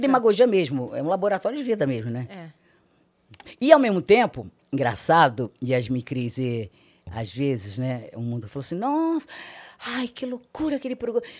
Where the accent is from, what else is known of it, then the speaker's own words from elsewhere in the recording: Rio de Janeiro, Brazil; Nasci no Rio, sou carioca, é, seis irmãs mulheres, sou caçula. Meus pais cearenses moravam no Rio